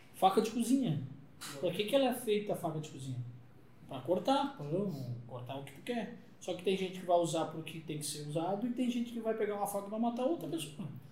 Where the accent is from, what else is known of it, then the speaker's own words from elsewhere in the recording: Rio Grande do Sul, Brazil; eu sou gaúcho, vem de Porto Alegre